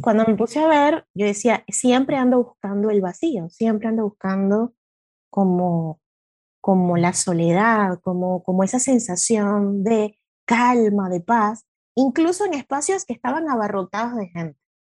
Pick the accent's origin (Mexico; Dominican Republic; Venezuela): Venezuela; moved away as an adult; now in Buenos Aires, Argentina; yo soy venezolana.